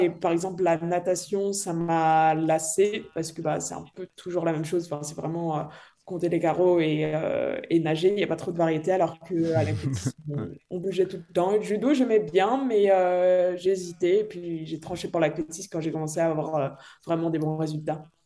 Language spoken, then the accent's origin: French; Dardilly, Auvergne-Rhône-Alpes, France; je viens de Lyon, donc euh, un petit peu à côté à Dardy pour, pour les connaisseurs, donc c'est un petit peu la campagne